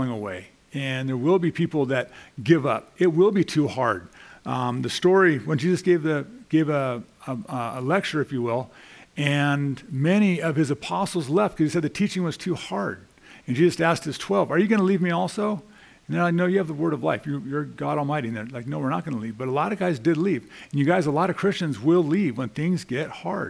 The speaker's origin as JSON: {"language": "English", "town": "Los Angeles", "region": "California", "country": "United States", "tie": "born or raised there", "said": "as a kid growing up in the Valley"}